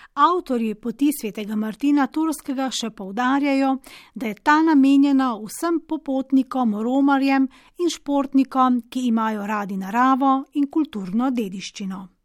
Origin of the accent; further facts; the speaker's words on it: Slovenia; Slovenci smo